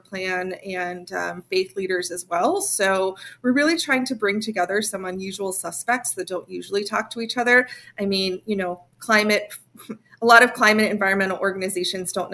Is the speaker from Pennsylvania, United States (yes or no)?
yes; Pittsburgh, Pennsylvania, United States; I am born and raised in Western Pennsylvania, although with an immigrant mother from Poland, from a farming family in Poland. But I mostly grew up in Pittsburgh, Pennsylvania